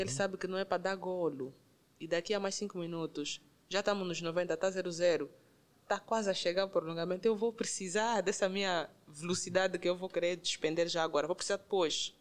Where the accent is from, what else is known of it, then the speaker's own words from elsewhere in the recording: Angola; Eu sou angolana, okay. de raiz, sem, sem dúvidas